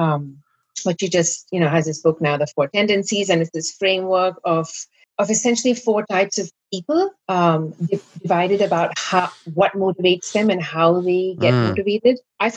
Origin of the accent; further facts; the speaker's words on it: India; Growing up in India